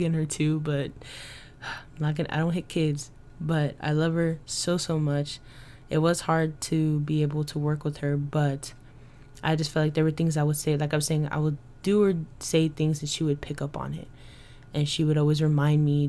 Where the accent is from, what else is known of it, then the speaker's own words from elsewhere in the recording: Dallas, Texas, United States; moved away; I was born and raised in Dallas, Texas